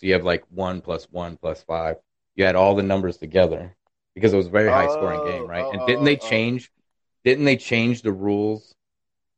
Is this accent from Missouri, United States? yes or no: no; Iowa, United States; now in Arkansas, United States; I'm in Arkansas. From Iowa